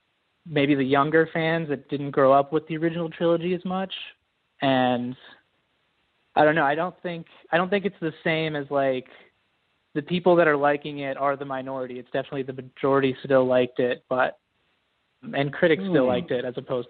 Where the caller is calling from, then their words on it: Georgia, United States; calling from Georgia, United States.